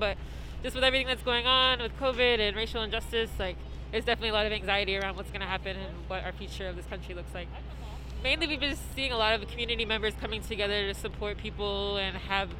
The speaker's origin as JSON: {"language": "English", "region": "Virginia", "country": "United States", "moved": "yes", "lives_now": "New York, United States", "said": "I'm originally from Virginia"}